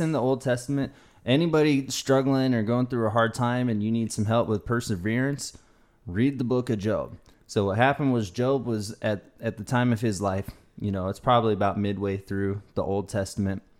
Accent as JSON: {"language": "English", "region": "the South", "country": "United States", "tie": "born or raised there", "also_born_or_lived": "California", "said": "I grew up in the South"}